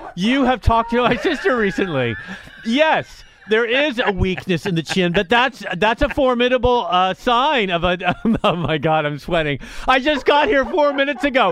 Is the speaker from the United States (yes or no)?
yes; Marin, California, United States; growing up in Marin